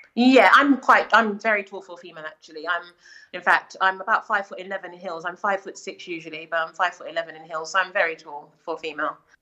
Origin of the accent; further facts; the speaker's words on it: United Kingdom; I'm also British, but I'm black